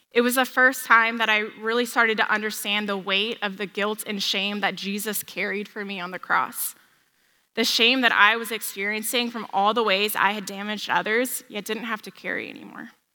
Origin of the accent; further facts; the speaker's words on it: San Diego, California, United States; I grew up in San Diego